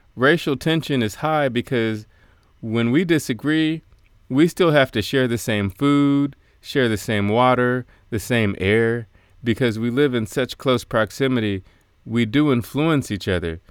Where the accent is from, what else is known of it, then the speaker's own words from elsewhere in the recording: United States; accent: American; as soon as people hear my accent, they say, "Oh, you're American."